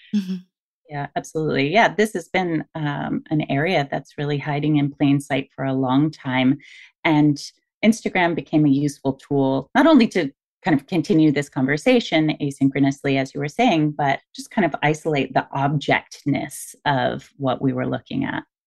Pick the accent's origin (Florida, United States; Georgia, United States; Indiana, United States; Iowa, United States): Florida, United States; Miami; I grew up in Miami